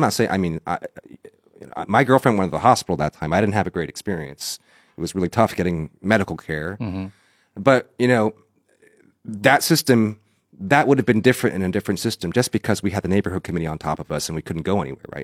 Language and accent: English; South Carolina, United States; also born or lived in New Jersey; I grew up in South Carolina, but I was I was born in New Jersey, and I spent like some of my childhood there too